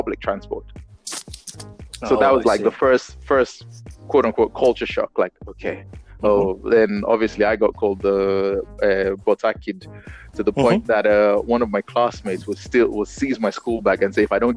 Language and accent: English; Lagos, Nigeria; Growing up in Nigeria